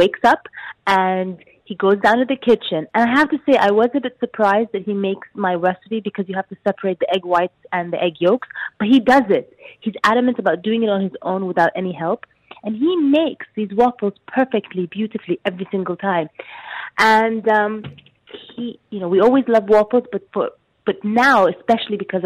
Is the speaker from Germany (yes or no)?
no; Sudan; moved away; Growing up in Sudan